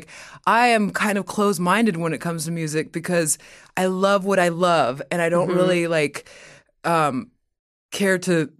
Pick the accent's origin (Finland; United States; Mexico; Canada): Mexico; born there; Cause I was born in Mexico and my Latin heritage is a big part of who I am.